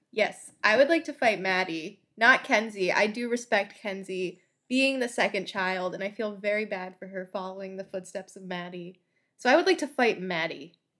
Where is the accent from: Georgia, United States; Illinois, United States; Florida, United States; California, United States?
Florida, United States; I'm from Florida